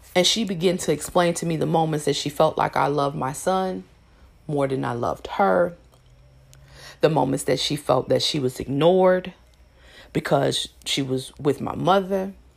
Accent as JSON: {"language": "English", "town": "Elkhart", "region": "Indiana", "country": "United States", "tie": "born or raised there", "moved": "yes", "said": "I'm from Elkhart, Indiana."}